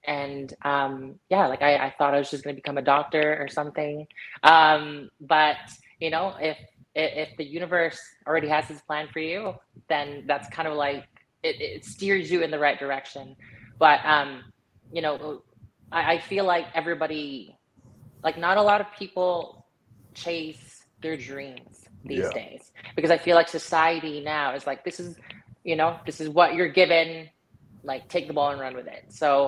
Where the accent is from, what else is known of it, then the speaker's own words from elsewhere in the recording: Canada; Because I'm Canadian. So our Thanksgiving was already like in October.